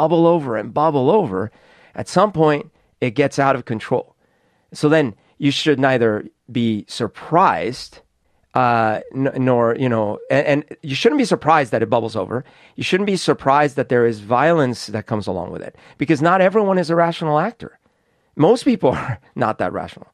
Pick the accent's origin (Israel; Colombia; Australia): Colombia; now in Seattle, United States; I grew up in Colombia in a time where there was a lot of social unrest